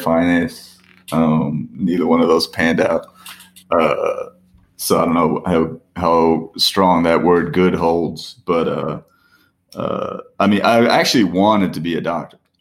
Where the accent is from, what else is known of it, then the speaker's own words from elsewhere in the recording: Parsippany, New Jersey, United States; I'm from Parsippany